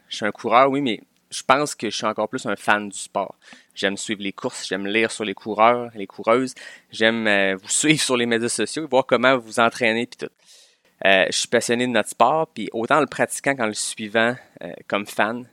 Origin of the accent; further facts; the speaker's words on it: Quebec City, Quebec, Canada; je viens de Québec